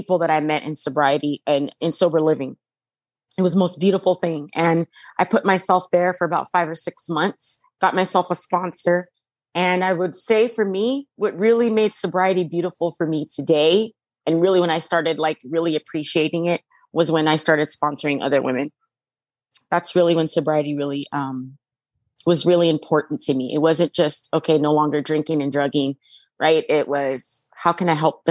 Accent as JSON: {"language": "English", "town": "Las Vegas", "region": "Nevada", "country": "United States", "said": "I'm from Las Vegas and I went to Chandler, Arizona"}